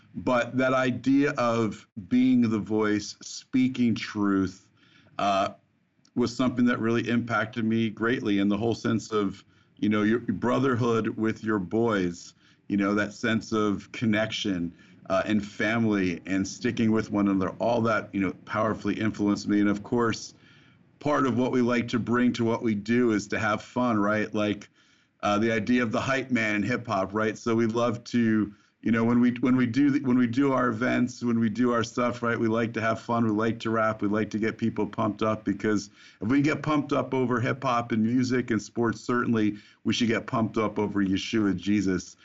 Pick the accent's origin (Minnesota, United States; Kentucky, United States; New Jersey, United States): New Jersey, United States; I grew up in the Holy Land, as you mentioned, New Jersey